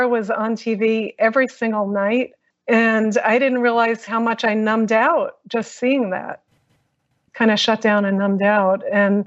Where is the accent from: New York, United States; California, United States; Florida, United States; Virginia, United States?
New York, United States; I grew up in New York